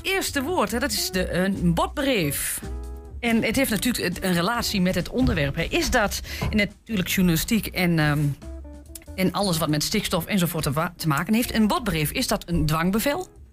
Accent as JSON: {"language": "Dutch", "area": "Twente", "region": "Overijssel", "country": "Netherlands", "said": "als Twentenaar"}